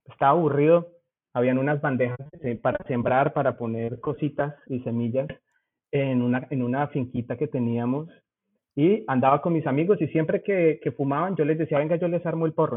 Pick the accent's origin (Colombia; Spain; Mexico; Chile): Colombia; Zipaquirá, Cundinamarca; accent: rolo; moved away as an adult; also born or lived in Bogotá / United States; now in Germany; Yo aunque nací en Bogotá, viví toda la vida en Zipaquirá, mi familia es de por allá